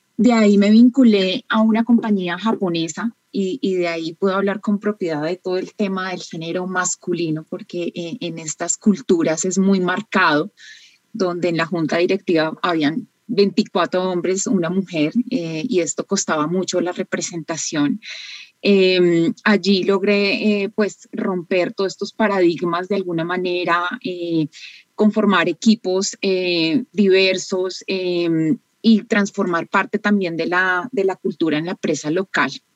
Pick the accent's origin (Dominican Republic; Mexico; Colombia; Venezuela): Colombia; soy colombiana